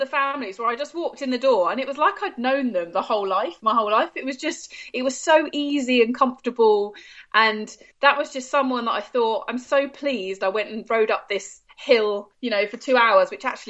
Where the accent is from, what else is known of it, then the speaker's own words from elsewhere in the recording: United Kingdom; as a British citizen